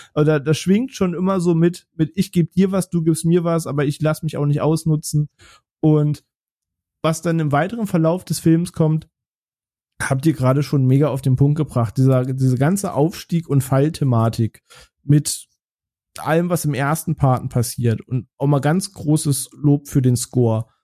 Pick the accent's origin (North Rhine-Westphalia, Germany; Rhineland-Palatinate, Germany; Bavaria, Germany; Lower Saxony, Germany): Lower Saxony, Germany; Braunschweig; in Braunschweig, wo ich aufgewachsen bin